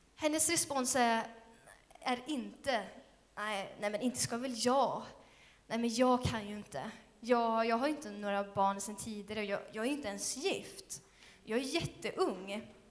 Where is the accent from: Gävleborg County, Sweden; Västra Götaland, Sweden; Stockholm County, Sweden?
Västra Götaland, Sweden; Skövde; Skövde är min hemstad också